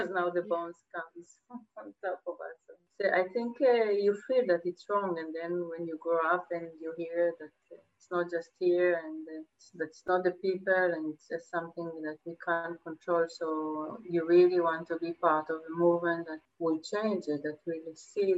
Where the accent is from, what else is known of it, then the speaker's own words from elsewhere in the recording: Jerusalem, Jerusalem District, Israel; moved away as an adult; also born or lived in Spain; I was born in Jerusalem. My parents are from Iran, they're Jewish from Iran. I was brought in Jerusalem and then I left to Spain